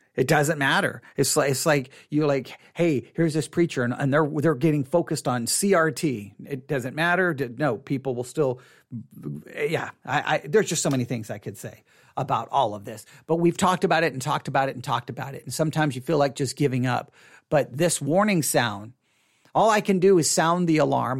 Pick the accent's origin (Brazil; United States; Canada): United States; Texas; I'm a Texan